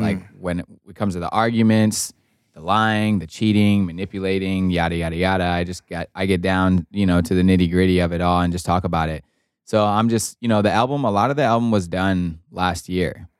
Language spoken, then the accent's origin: English; Wisconsin, United States; my best friends that I grew up with in Wisconsin